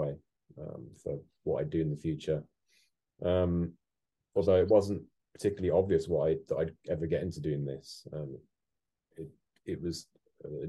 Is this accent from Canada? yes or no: no; Birmingham, West Midlands, United Kingdom; I grew up in Birmingham